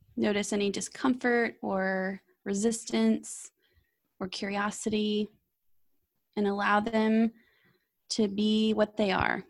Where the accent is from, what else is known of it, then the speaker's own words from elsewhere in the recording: Texas, United States; I grew up with as a Texan